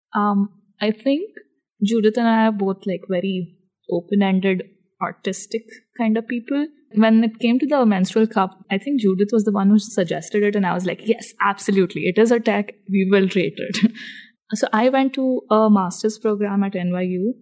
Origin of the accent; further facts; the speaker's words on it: India; I am Indian